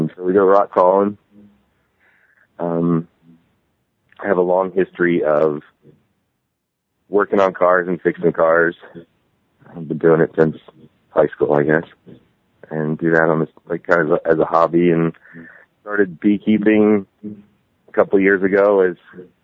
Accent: Woodbury Heights, New Jersey, United States; moved away as an adult; now in Hooper, United States; I grew up in New Jersey. I now live in Utah.

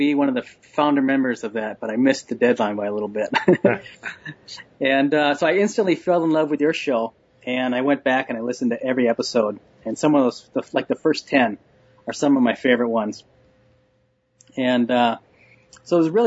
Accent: Minneapolis suburbs, Minnesota, United States; I grew up in the Minneapolis suburbs, a typical rough-and-tumble boy's childhood.

